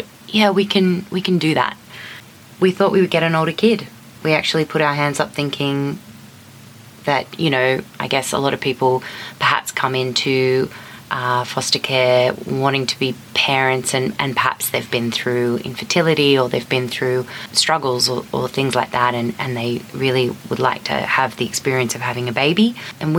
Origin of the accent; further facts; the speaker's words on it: Australia; moved away as an adult; now in New York City, United States; we're from Australia